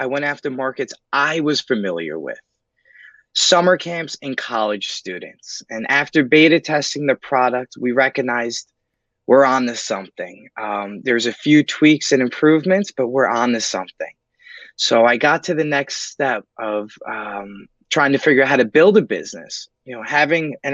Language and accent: English; New York City, New York, United States; I'm born and raised in New York City